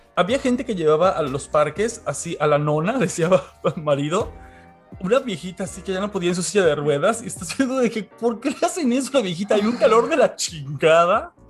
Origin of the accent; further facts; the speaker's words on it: Mexico; soy mexicano